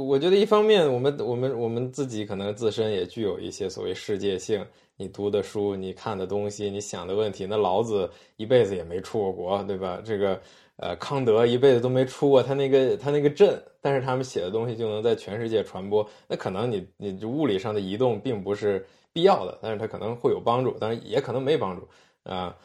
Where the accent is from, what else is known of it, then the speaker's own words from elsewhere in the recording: China; 我们来自中国，我们生在这儿